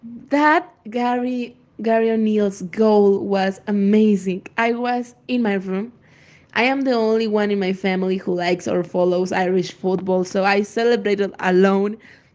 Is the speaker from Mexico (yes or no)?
yes; Mexico; I am from Mexico.